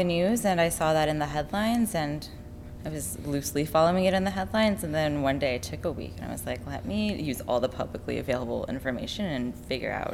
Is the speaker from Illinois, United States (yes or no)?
no; San Francisco, California, United States; moved away as an adult; also born or lived in London / Paris / New York; I'm from San Francisco